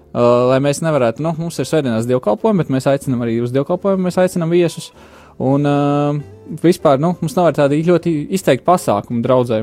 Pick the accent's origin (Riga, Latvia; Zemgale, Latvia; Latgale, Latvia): Zemgale, Latvia; Jelgava; moved away; es pats esmu oriģināli no Jālgavas.